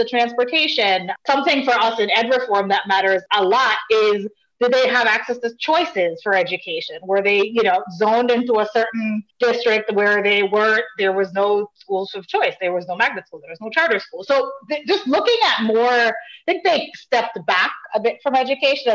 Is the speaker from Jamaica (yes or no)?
yes; Jamaica; now in Connecticut, United States; my family is from Jamaica, and I grew up in Jamaica.